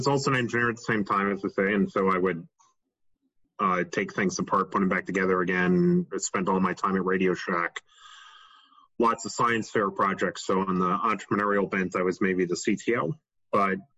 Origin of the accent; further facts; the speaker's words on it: Rye, New York, United States; I grew up in Rye, New York